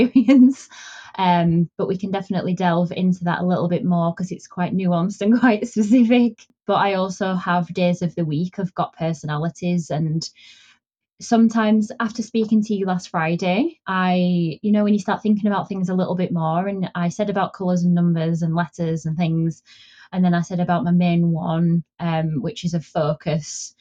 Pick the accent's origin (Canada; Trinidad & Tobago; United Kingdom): United Kingdom; Yorkshire and the Humber; moved away as an adult; now in Dorset, United Kingdom; I originally am from the north of England, so I'm originally from Yorkshire.